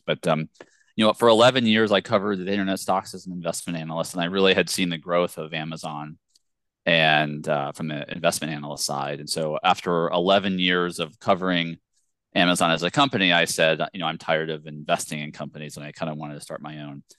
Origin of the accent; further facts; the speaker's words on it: Virginia, United States; I grew up in Virginia